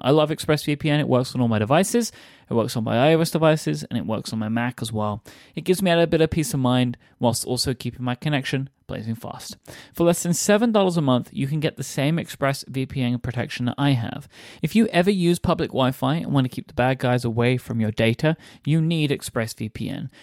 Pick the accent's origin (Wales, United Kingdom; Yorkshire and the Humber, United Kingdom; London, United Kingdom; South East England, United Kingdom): London, United Kingdom; I grew up in London